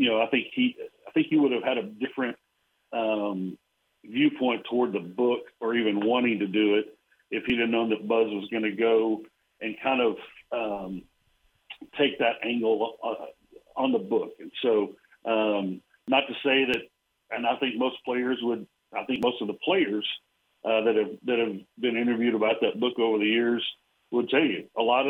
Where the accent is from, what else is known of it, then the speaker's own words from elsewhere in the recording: Abilene, Texas, United States; I grew up in Abilene and went to Abilene High